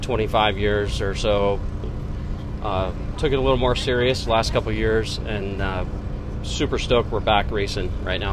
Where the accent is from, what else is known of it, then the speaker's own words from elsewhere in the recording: Las Vegas, Nevada, United States; I'm a Las Vegas native.